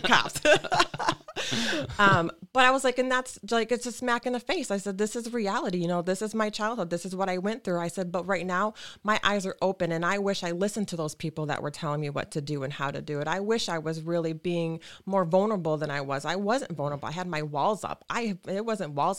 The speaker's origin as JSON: {"language": "English", "town": "Lansing", "region": "Michigan", "country": "United States", "tie": "born or raised there", "said": "I was born and raised in Lansing"}